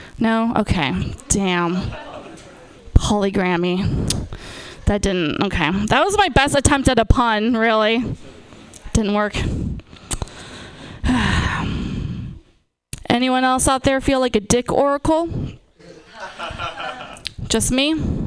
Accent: Napa, California, United States; I'm from, born and raised in Napa.

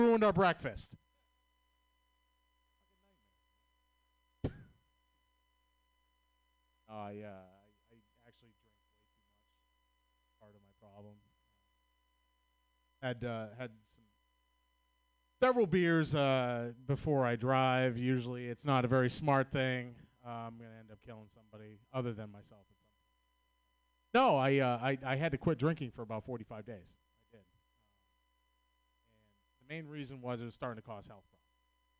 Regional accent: Boston, Massachusetts, United States; accent: Boston; I'm from Boston, Massachusetts

